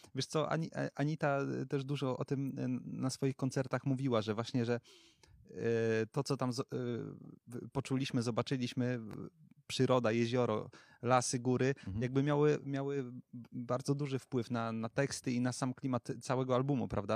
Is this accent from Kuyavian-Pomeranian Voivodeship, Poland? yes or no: no; Wrocław, Lower Silesian Voivodeship, Poland; my jesteśmy z Wrocławia